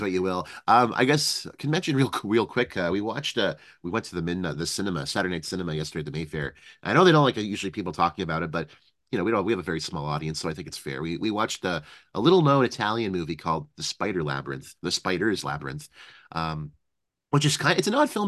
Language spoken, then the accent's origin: English; Canada; speaking as a Canadian because, you know, here in Canada